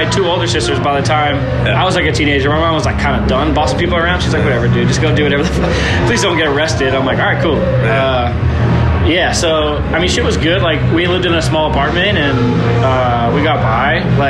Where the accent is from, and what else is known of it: Massachusetts, United States; moved away as an adult; now in California, United States